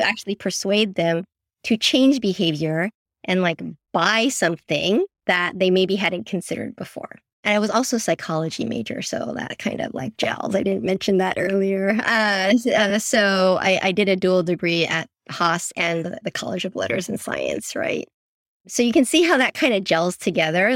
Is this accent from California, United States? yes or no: yes; San Francisco, California, United States; I grew up in San Francisco, born and raised, but my parents are immigrants, so I'm first generation born here.